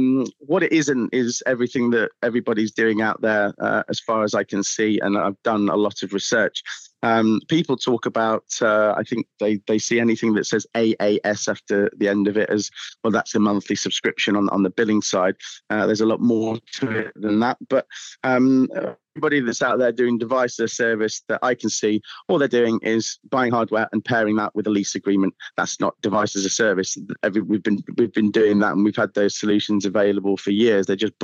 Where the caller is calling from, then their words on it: Southampton, South East England, United Kingdom; We are Southampton.